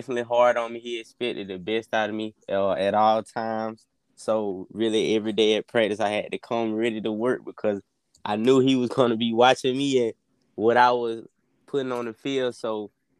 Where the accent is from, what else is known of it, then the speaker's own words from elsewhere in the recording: Macon, Georgia, United States; I'm from Macon, Georgia. I grew up in Macon, Georgia